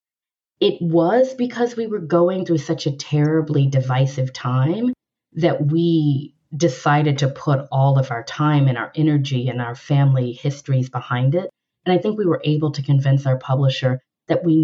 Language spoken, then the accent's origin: English; Louisiana, United States; I am a Black woman that was raised in the South. I'm originally from Louisiana